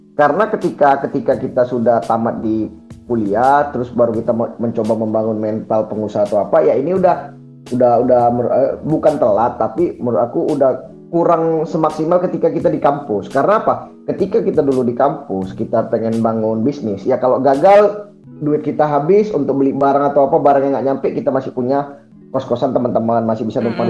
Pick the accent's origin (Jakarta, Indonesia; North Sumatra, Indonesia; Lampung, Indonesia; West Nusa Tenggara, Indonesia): North Sumatra, Indonesia; Medan; moved away; asal saya asalnya Medan